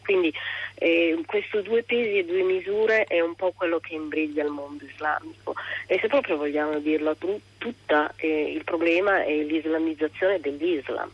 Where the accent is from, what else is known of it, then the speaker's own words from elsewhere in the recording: Somalia; now in Milan, Italy; nel mio paese utilizzo un copricapo che si chiama shash, che è un copricapo bellissimo, coloratissimo, eh, tipicamente somalo